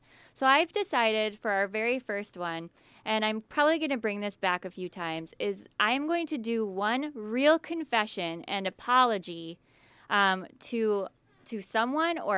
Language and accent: English; Midwest, United States; I'm from the Midwest and I shop at Kohl's